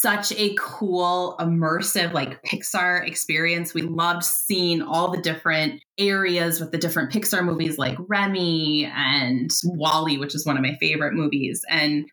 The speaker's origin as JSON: {"language": "English", "region": "Midwest", "country": "United States", "said": "We're from the Midwest where it can get negative 30 and below"}